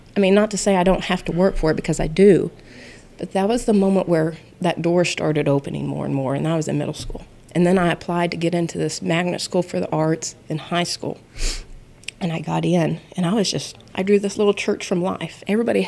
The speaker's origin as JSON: {"language": "English", "town": "Oklahoma City", "region": "Oklahoma", "country": "United States", "tie": "born or raised there", "lives_now": "Sayre, United States", "said": "I was a city girl. I grew up in Oklahoma City."}